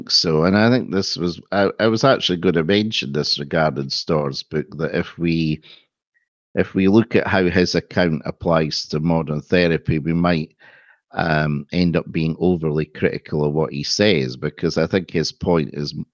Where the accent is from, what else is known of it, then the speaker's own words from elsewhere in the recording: Scotland, United Kingdom; no, we're Scottish